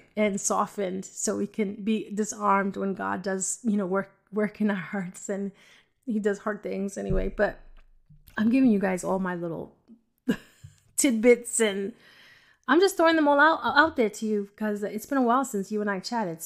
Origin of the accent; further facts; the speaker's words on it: New York City, New York, United States; moved away; I was from the Bronx.